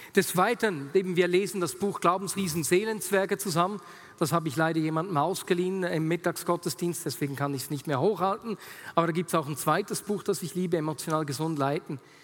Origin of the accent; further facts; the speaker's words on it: Switzerland; sagt man im Dialekt bei uns in der Schweiz